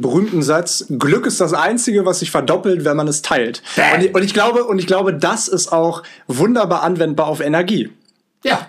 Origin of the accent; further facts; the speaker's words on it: Hanover, Lower Saxony, Germany; moved away as an adult; also born or lived in Vancouver, Canada; 9855 äh, Kilometer von Hannover, meiner Heimat, entfernt